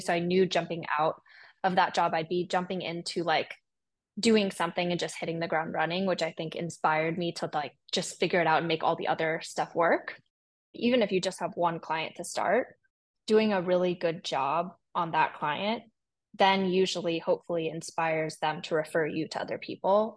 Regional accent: San Francisco, California, United States; I'm from San Francisco. I was born and raised there

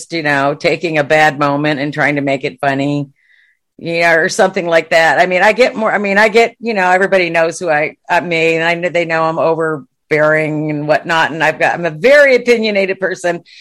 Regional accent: Watertown, New York, United States; moved away as an adult; now in Texas, United States; I grew up in Watertown, New York.

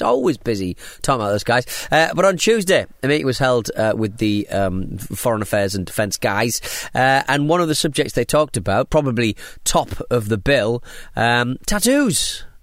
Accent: Hartlepool, North East England, United Kingdom; now in Southend-on-Sea, United Kingdom; I'm from Hartley Pole. I live in South End.

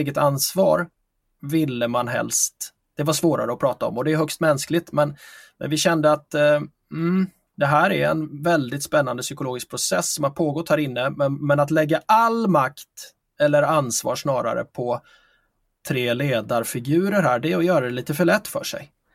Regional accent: Figeholm, Kalmar County, Sweden; moved away; min eh, födelseort där jag växte upp i lilla, små, i lilla Figeholm i Småland

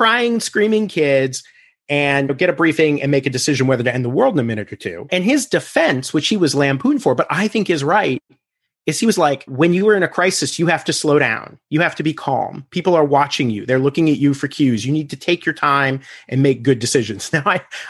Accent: Illinois, United States; I'm a redneck from Illinois

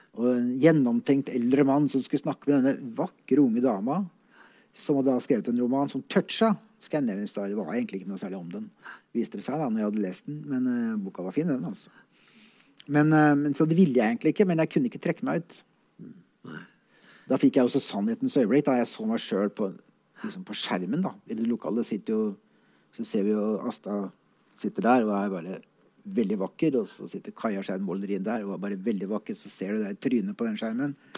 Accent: Oslo, Norway; jeg kommer fra Veitvet, som er en relativt kjent eh, drabantby i Oslo

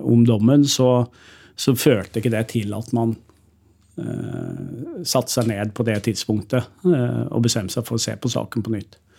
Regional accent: Sørlandet, Southern Norway, Norway; Jeg er jo fra Sørlandet

